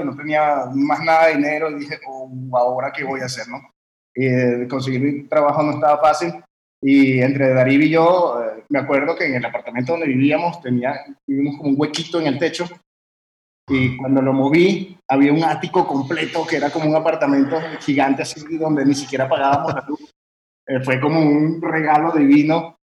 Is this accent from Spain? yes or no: no; France; moved away as an adult; also born or lived in Venezuela; Y yo nací en Venezuela, pero en realidad mi, papá es italiano y yo crecí en Francia